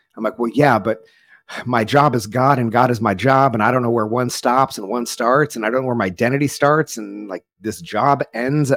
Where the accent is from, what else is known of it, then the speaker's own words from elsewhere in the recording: rural Oklahoma, United States; grew up in a small Southern Baptist church in rural Oklahoma